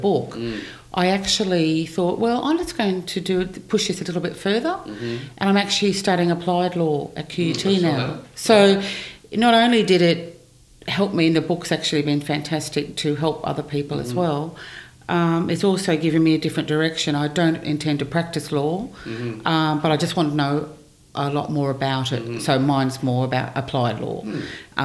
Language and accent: English; Brisbane, Queensland, Australia; also born or lived in New York; I was born in Brisbane. Okay. I've lived in Brisbane all my life, actually.